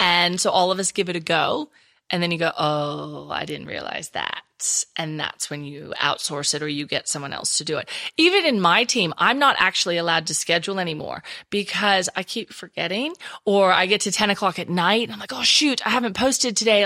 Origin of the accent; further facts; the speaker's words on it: Texas, United States; accent: Texas; moved away as an adult; now in Perth, Australia; I still haven't lost my Texas accent